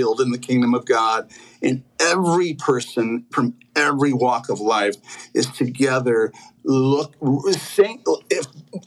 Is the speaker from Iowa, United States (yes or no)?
no; Los Angeles, California, United States; who taught me how to read the Bible growing up in Hollywood